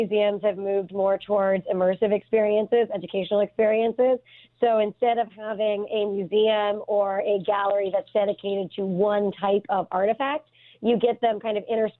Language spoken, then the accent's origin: English; Pittsburgh, Pennsylvania, United States; moved away as an adult; also born or lived in Delaware; now in Cody, United States; I'm from Pittsburgh, so a lot of people assume that I grew up around firearms because it's very much a part of the culture of Western Pennsylvania.